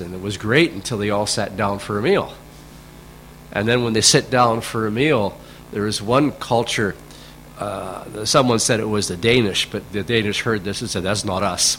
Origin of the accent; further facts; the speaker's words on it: Canada; back when I grew up in Canada, in my generation